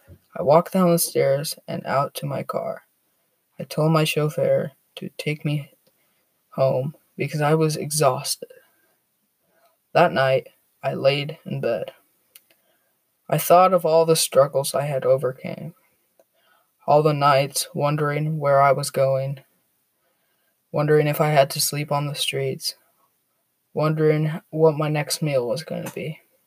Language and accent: English; Toronto, Ontario, Canada; born there; I was born in Toronto, Canada. My family was extremely poor.